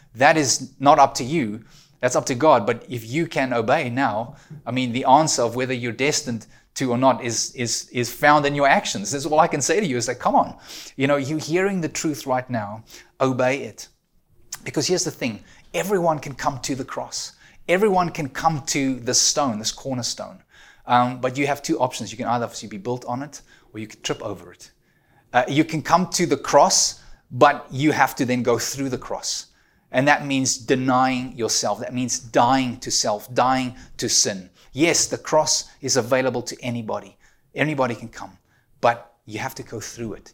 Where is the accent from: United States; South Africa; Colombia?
South Africa; now in Ontario, Canada; I'm an immigrant, you know, I'm a South African living in Canada.